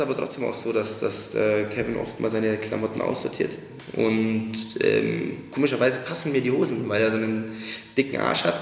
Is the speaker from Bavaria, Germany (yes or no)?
yes; Marktoberdorf, Bavaria, Germany; moved away as an adult; now in Munich, Germany; In Thalhofen. Das ist in Markt Oberdorf